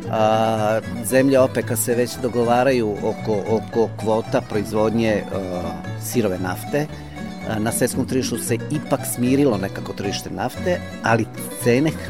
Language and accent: Croatian; Serbia; kod nas u Srbiji.